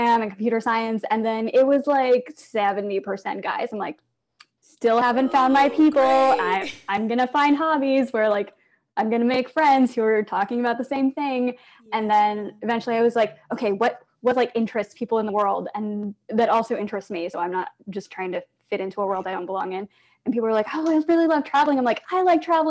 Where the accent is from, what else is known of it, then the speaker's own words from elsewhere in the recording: Blue Springs, Missouri, United States; growing up in Blue Springs, Missouri, as like an Asian math nerd